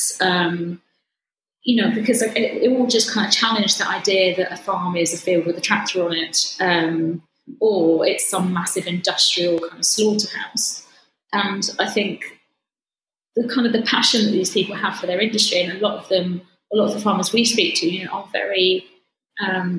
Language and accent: English; Suffolk, East of England, United Kingdom; moved away; I grew up in Suffolk. I grew up with farmers and a lot of friends are still farming there.